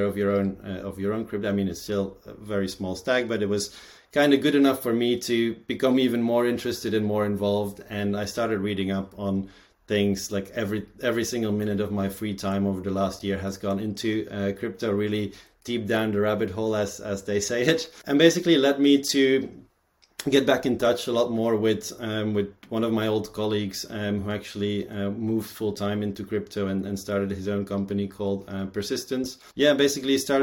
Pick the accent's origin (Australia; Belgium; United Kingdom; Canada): Belgium; born and raised in Belgium